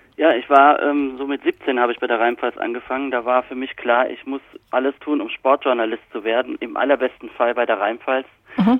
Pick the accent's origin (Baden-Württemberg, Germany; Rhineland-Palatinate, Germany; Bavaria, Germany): Rhineland-Palatinate, Germany; accent: Palatine (Pfälzisch); moved away; also born or lived in Kaiserslautern; Ich habe meinen Dialekt natürlich immer noch. Ich rede immer noch perfektes Pfälzisch.